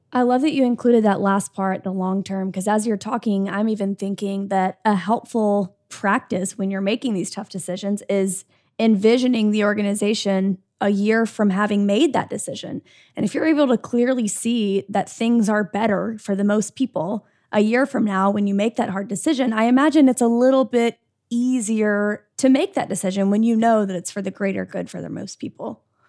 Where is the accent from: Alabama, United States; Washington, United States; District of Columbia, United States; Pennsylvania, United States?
Alabama, United States; Birmingham; I'm from Birmingham